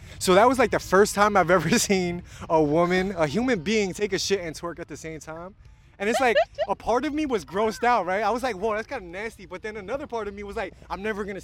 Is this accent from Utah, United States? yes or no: no; New York, United States; I was born and raised in New York